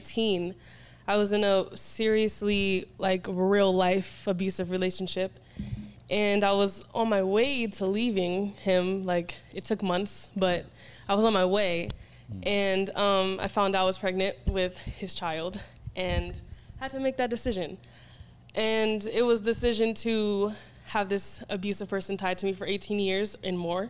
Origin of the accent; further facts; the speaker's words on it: Pittsburgh, Pennsylvania, United States; now in California, United States; I'm from Pittsburgh, too